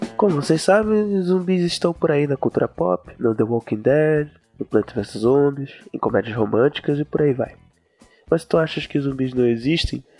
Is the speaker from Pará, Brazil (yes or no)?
yes; Belém, Pará, Brazil; eu sou de Belém